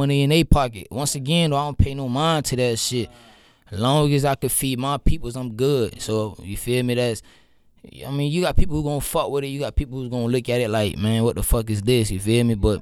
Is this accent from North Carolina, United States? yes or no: no; Sunrise, Florida, United States; I was born and raised in Sunrise, 19th Street my whole life.